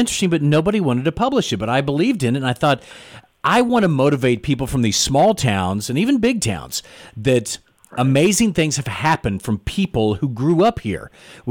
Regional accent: Jefferson City, Missouri, United States; Family's still down in Iberia, you know, so deep woods there. But so I grew up in the Jefferson City area, but I never knew the history of Jefferson City.

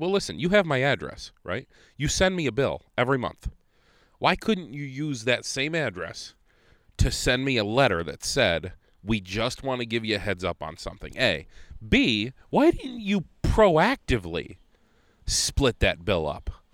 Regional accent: Conneaut, Ohio, United States; now in Rochester, United States; I grew up in Conneaut, Ohio, small town

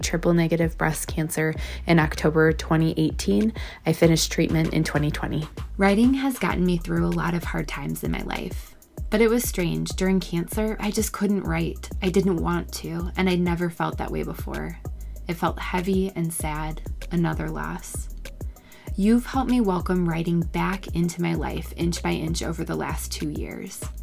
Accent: Minneapolis, Minnesota, United States; I'm from Minneapolis, Minnesota

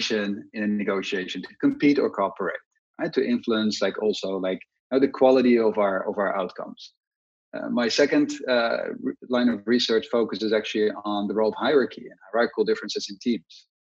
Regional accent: Netherlands; moved away; I'm originally from the Netherlands, and I studied at the University of Amsterdam

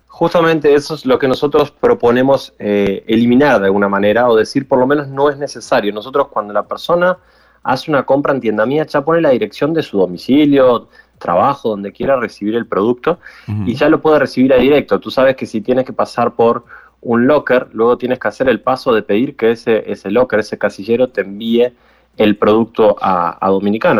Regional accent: Uruguay; Yo soy aquí de Uruguay

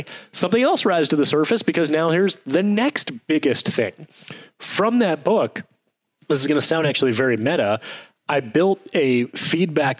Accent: Detroit, Michigan, United States; I grew up in Detroit, Michigan, aka Ford

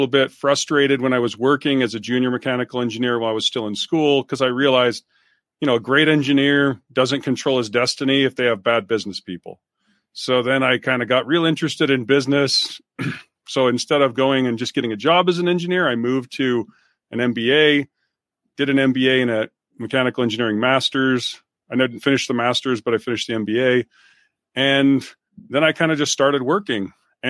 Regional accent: Utah, United States; I grew up in Utah, you know, great outdoorsy stuff.

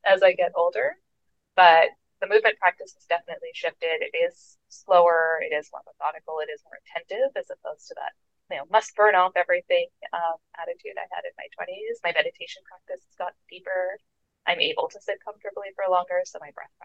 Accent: Canada; I am Canadian

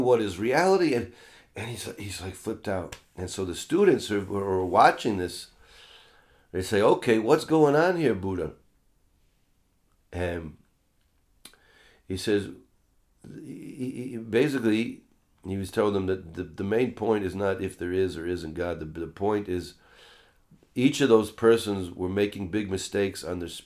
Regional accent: United States; Christian spirituality growing up in America

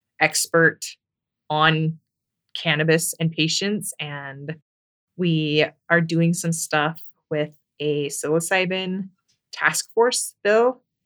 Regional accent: Lindon, Utah, United States; I grew up in Linden, Utah.

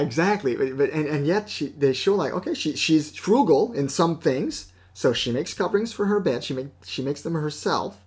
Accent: Canada; we're Canadian

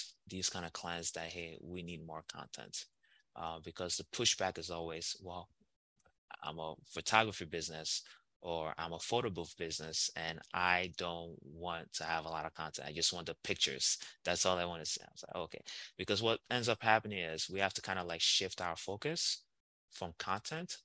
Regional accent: Nigeria; I'm Nigerian

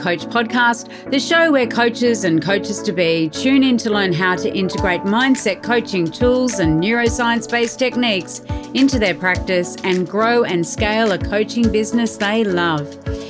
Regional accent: Australia; accent: Australian; moved away as an adult; also born or lived in United Kingdom; You can hear through my accent, I'm guessing that you can hear that I'm Australian. And so one of the big changes that's happened for me and my family in the last 6 months is that I took the decision very early in 2021 to move back to Australia

